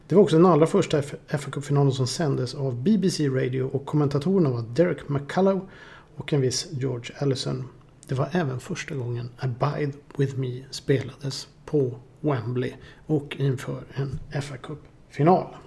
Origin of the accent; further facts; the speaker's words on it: Boden, Norrbotten County, Sweden; hemma i Boden